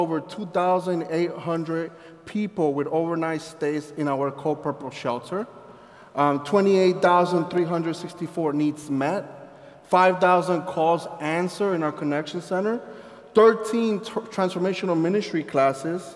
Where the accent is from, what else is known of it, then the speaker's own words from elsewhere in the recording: Colombia; also born or lived in Sussex County, Delaware; now in Delaware, United States; I'm from Colombia